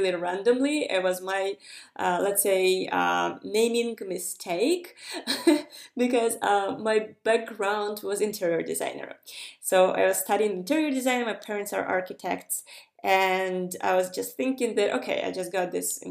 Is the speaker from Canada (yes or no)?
no; Ukraine; moved away as an adult; also born or lived in Estonia; I'm coming from Ukraine, where people usually just are very crafty